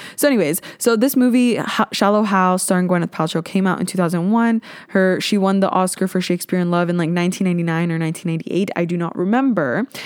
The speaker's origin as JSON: {"language": "English", "region": "Ontario", "country": "Canada", "said": "I am from Ontario. I live kinda near Toronto"}